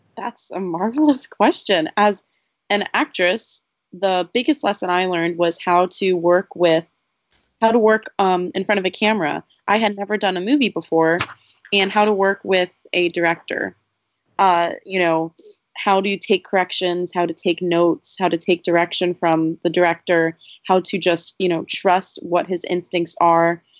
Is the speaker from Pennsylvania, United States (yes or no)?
yes; Bethlehem, Pennsylvania, United States; making a movie on Main Street in my hometown